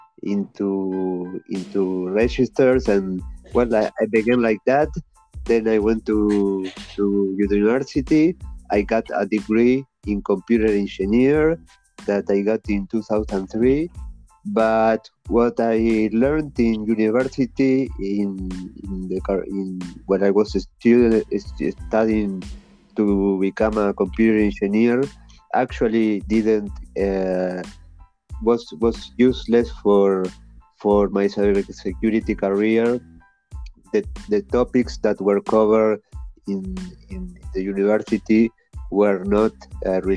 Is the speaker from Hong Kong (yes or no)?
no; Uruguay; I am from Uruguay. I was born in Uruguay